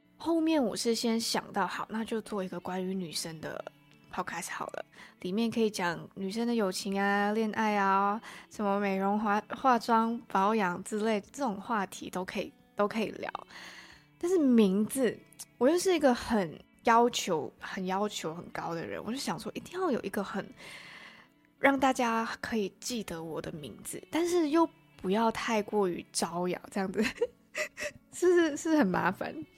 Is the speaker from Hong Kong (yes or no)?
no; Malaysia; accent: Malaysian accent; first language Chinese; moved away as an adult; now in Taiwan; 我来台湾大概也才一年多吧，然后我是马来西亚人